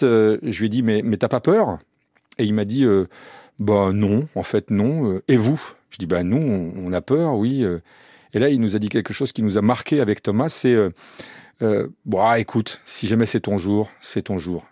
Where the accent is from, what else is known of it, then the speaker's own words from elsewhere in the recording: France; on est français